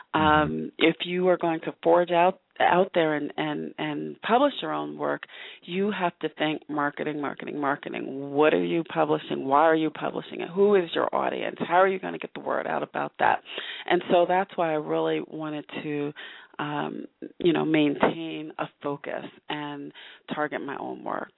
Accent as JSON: {"language": "English", "region": "Northern New Jersey", "country": "United States", "tie": "born or raised there", "moved": "yes", "said": "I'm originally from New Jersey"}